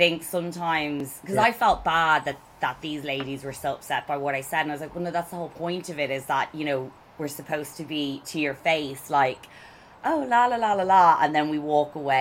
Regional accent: Ireland; I'm Irish

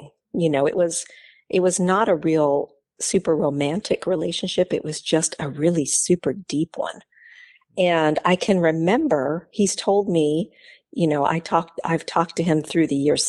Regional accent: Oregon, United States; born there; I was born in Oregon.

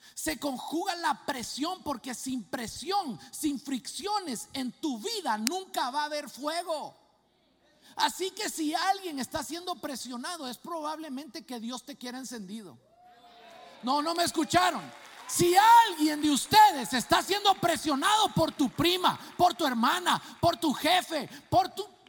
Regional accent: Guatemala; moved away; eso me pasaba a mí en mi país, en Guatemala

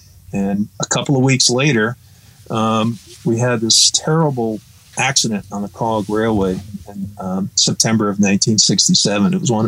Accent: Connecticut, United States; now in New Hampshire, United States; My first exposure was when I was 13 years old. I grew up in Connecticut, in a rural part of Connecticut.

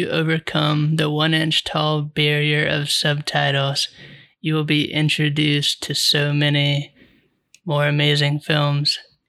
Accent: United States; we're American and we got to be awesome and beat everyone and control everything.

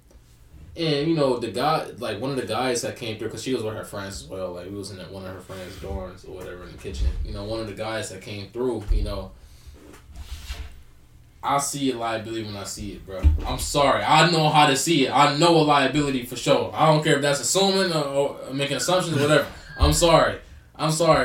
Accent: Cleveland, Ohio, United States; I'm from Cleveland

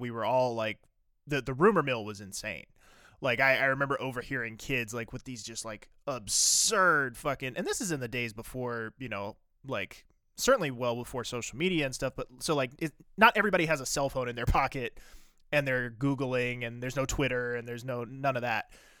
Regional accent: East Coast, United States; I grew up on the East Coast. And so I grew up

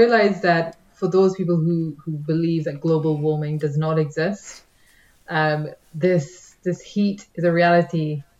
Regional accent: Manchester, North West England, United Kingdom; now in London, United Kingdom; I'm not originally from London, so when I moved to the city, it was always a case of the trade-off is going to be you live closer to work, because if I wanted to live further out, I would have stayed where I was and maybe tried to do like a ridiculous journey from Manchester

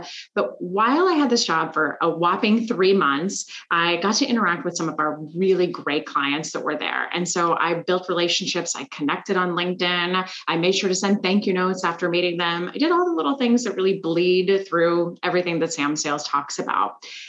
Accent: Switzerland; also born or lived in Korea / Germany; now in Washington DC, United States; I lived in Korea for about 7 months, and then I was in Germany. I'm originally from Switzerland, and so I had a chance to go back to Germany and be closer to family for a few years.

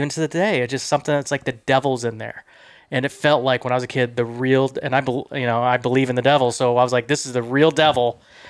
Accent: Midwest, United States; I'm from the Midwest

